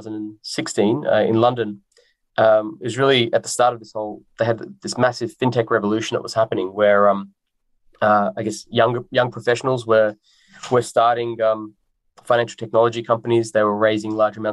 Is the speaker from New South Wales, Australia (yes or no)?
no; Melbourne, Victoria, Australia; I was born in Australia. I grew up in a community in the northwestern suburbs of Melbourne